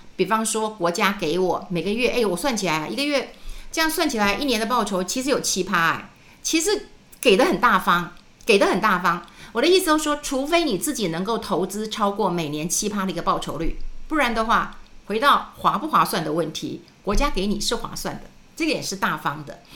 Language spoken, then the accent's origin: Chinese; New Taipei, Taiwan; moved away as an adult; also born or lived in Wenshan District, Taipei; now in Taipei, Taiwan; 我就从新店就搬到了文山区